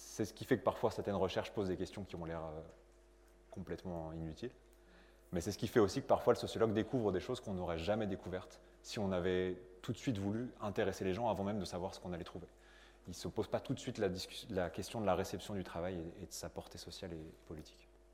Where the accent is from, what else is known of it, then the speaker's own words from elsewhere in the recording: France; also born or lived in Lille; je suis né en France.